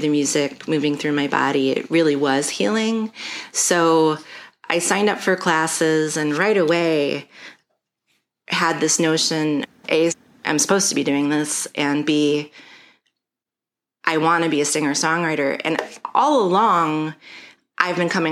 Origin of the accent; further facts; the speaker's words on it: Chicago, Illinois, United States; I'm from Chicago. I was born at Columbus Hospital along Lakeshore Drive back when that existed. And I lived my whole life in the Lakeview neighborhood